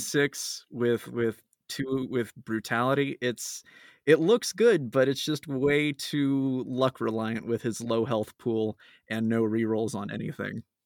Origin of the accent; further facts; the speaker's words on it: Phoenix, Arizona, United States; I'm from Phoenix, Arizona